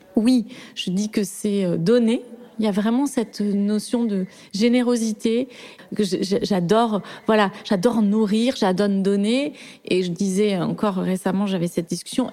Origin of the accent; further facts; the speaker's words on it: Toulouse, Occitania, France; moved away; j'ai grandi à Toulouse euh, dans une maison